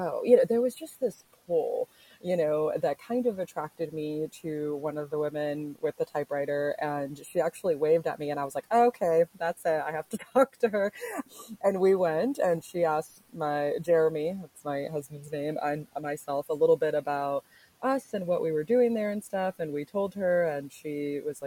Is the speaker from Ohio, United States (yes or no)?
no; Orlando, Florida, United States; now in Lakeland, United States; I am originally from Orlando, so I would say that that's where my roots are